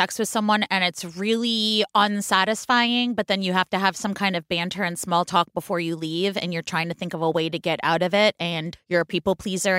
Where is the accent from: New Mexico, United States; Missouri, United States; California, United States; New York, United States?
California, United States; moved away; we're in my home state where every town has a farmer's market and you can't afford to live where you grew up.